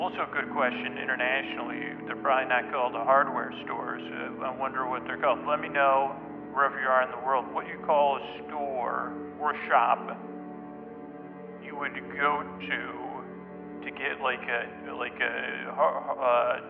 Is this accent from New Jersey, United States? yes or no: no; Syracuse, New York, United States; born or raised there